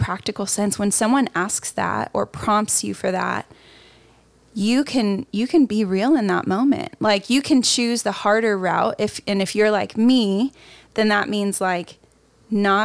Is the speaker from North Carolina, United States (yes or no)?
no; the Midwest, Indiana, United States; now in California, United States; I'm from the Midwest. So everything was happening in Indiana. I'm out here in California